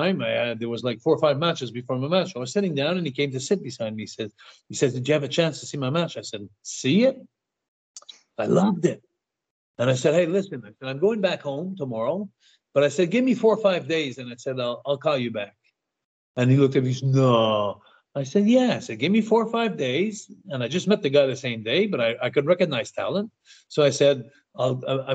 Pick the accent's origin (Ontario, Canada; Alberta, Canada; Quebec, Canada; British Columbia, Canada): Quebec, Canada; Montreal; I come from Montreal